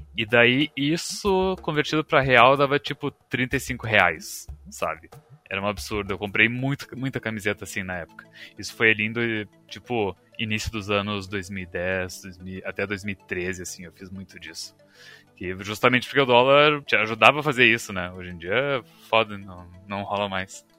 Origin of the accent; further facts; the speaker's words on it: Brazil; a gente fala Raven, tipo o Ra brasileiro